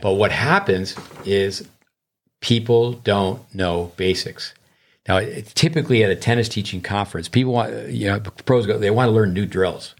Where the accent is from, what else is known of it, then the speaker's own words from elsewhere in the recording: United States; being an American